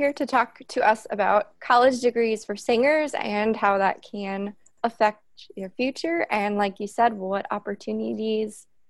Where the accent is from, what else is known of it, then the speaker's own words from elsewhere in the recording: Wisconsin, United States; because I'm from Wisconsin.